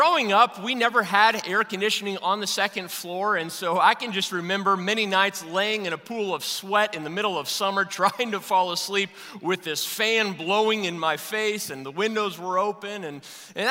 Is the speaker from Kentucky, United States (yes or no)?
yes; Louisville, Kentucky, United States; I was born and raised in Louisville, Kentucky.